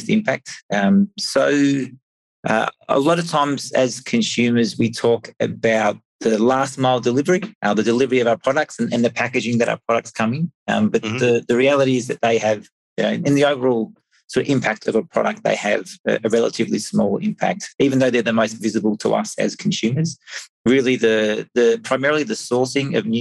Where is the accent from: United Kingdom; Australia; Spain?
Australia; moved away as an adult; now in Europe; I'm originally from Australia, but been living in Europe for 15 years